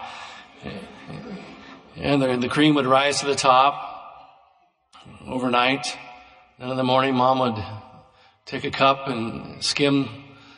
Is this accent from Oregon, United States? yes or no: yes; Roseburg, Oregon, United States; I grew up in Roseburg, outside of Roseburg, in the country.